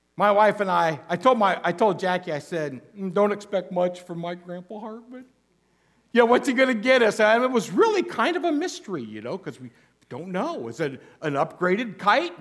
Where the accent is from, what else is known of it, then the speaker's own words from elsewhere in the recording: Goshen, Indiana, United States; now in Alaska, United States; when I was growing up in northern Indiana, my hometown, Goshen, Indiana